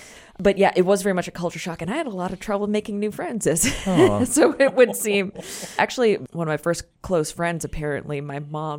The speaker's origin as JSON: {"language": "English", "town": "Naples", "region": "Florida", "country": "United States", "tie": "born or raised there", "also_born_or_lived": "Ohio"}